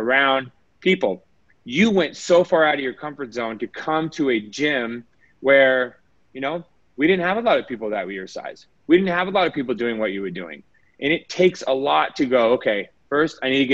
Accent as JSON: {"language": "English", "town": "Las Vegas", "region": "Nevada", "country": "United States", "tie": "born or raised there", "said": "I was born and raised in Vegas"}